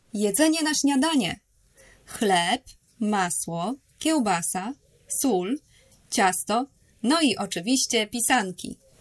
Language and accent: Polish; Poland; also born or lived in Warsaw; Jestem z Polski. Mieszkam w Warszawie